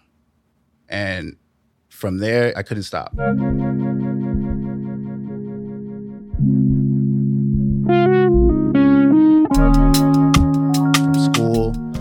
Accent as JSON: {"language": "English", "town": "New York City", "region": "New York", "country": "United States", "tie": "born or raised there", "said": "Born and raised in the Bronx"}